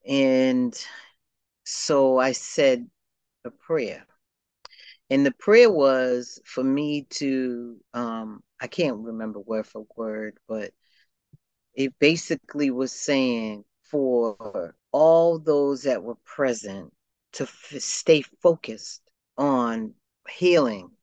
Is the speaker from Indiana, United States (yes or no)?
no; Boston, Massachusetts, United States; I grew up in the South End of Boston